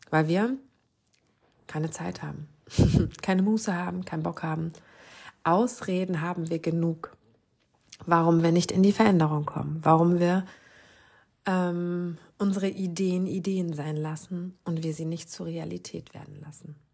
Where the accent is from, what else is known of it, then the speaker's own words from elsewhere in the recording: Lower Saxony, Germany; ich glaube, das sagt man bei uns im Norden, in meiner Heimat in Ostfriesland, Ratzefummel.